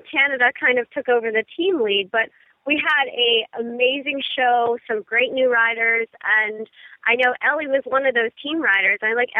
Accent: Ohio, United States; moved away as an adult; now in Jupiter, United States; I'm originally from Ohio, and I come from a family of equestrians.

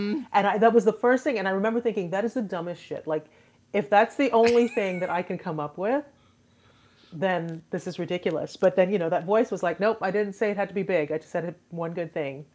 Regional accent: Trinidad & Tobago; now in Houston, United States

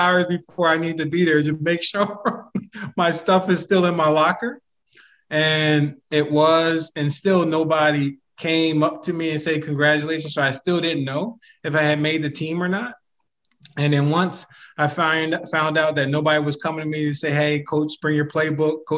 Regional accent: Philadelphia, Pennsylvania, United States; I'm from Philly

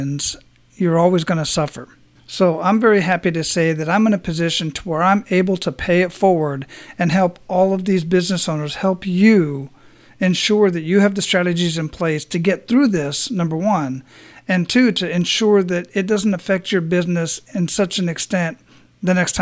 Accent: Phoenix, Arizona, United States; now in Tampa, United States; I was down in Arizona, and that's where I was born and raised, in Phoenix

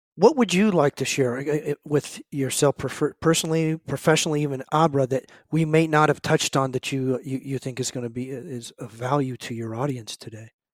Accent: San Francisco Bay Area, California, United States; I grew up in the San Francisco Bay Area

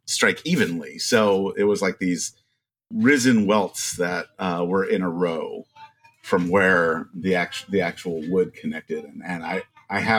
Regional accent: Maryland, United States; I grew up in Maryland

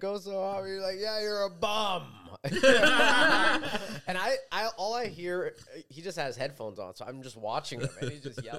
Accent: Vancouver, British Columbia, Canada; the one I grew up with in Vancouver in Catholic school.

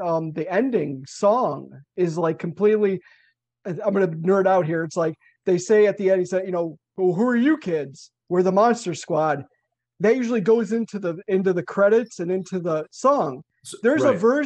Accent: Chicago, Illinois, United States; I'm from Chicago

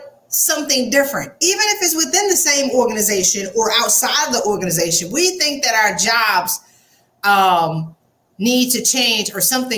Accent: the South, United States; accent: Southern; my Southern accent

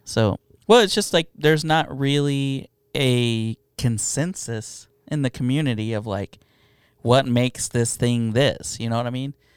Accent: United States; also born or lived in Mexico; I'm an American

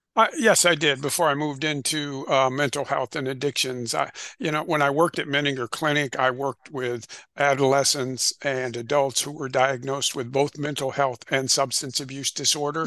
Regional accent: Illinois, United States; I'm originally from Illinois. Uh, in the Midwest in the United States

